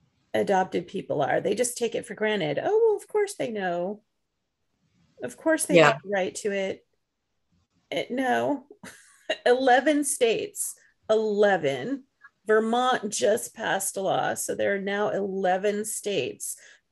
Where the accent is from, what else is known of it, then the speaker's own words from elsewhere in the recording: England, United Kingdom; born there; now in United States; It's like, I was born in England. I mean, what's this all about? How am I even a resident in this country?